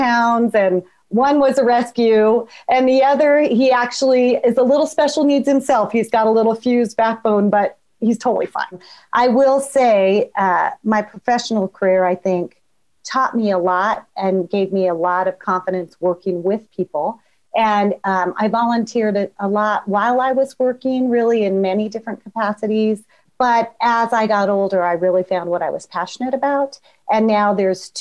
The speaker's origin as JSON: {"language": "English", "town": "Denver", "region": "Colorado", "country": "United States", "tie": "born or raised there", "lives_now": "Wheat Ridge, United States", "said": "I live in Wheat Ridge now, but was born and raised in Denver"}